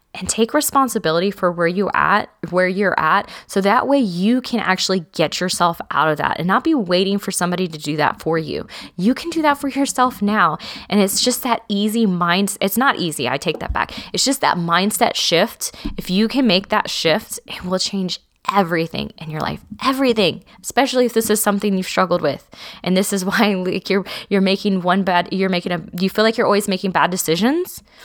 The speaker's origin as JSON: {"language": "English", "region": "South Texas", "country": "United States", "said": "I'm from South Texas"}